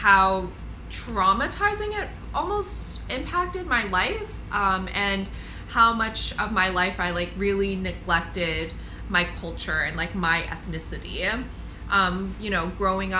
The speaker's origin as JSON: {"language": "English", "country": "United States", "said": "I'm like a first generation, like American"}